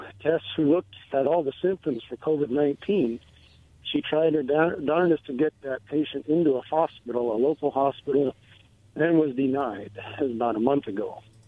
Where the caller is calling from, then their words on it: Philadelphia, Pennsylvania, United States; from Philly.